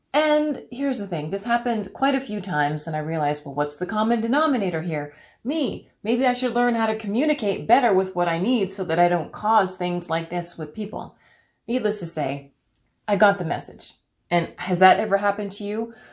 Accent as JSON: {"language": "English", "country": "Canada", "tie": "born or raised there", "said": "I'm from Canada"}